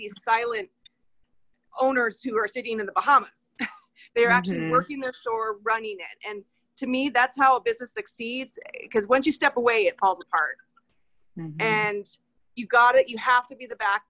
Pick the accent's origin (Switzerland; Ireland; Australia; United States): United States; Prescott, Arizona; when I was growing up in Prescott, we lived just right downtown